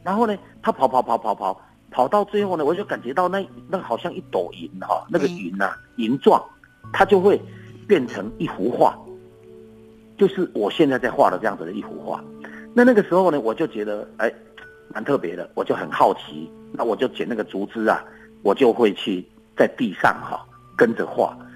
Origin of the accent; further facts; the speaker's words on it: Beigang, Yunlin County, Taiwan; 以前我的家乡啊，就住在云林北港